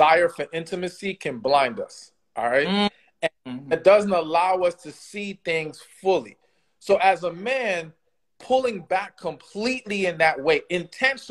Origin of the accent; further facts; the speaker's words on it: Miami, Florida, United States; I grew up in Miami